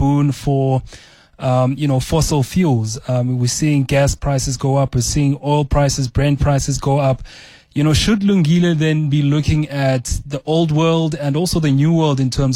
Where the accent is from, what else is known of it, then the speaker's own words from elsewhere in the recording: South Africa; we are from South Africa